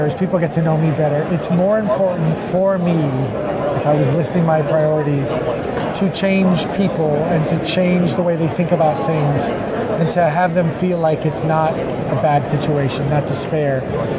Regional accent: Miami, Florida, United States; You know, Miami's an interesting place to grow up. It's a very, very international feel.

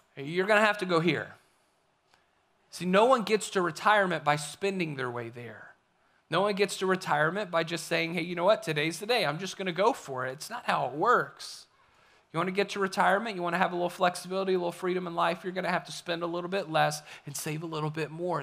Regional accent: the Appalachians, United States; moved away; also born or lived in Kentucky / Florida / Kansas; I grew up in the Appalachians. I love the Appalachian Mountains. I love what you find in Tennessee and North Carolina. It is home for me

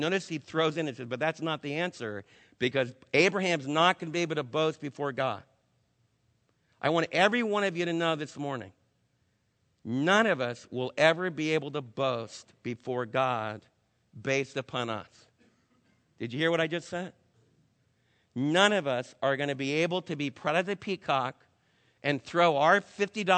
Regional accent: New York, United States; moved away; I was raised back in New York with a lot of Jews

